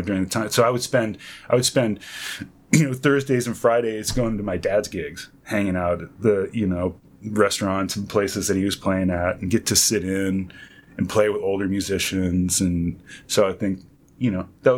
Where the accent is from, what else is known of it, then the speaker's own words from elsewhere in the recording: North Bay Area, San Francisco Bay Area, California, United States; I'm from the San Francisco Bay Area, originally from North Bay Area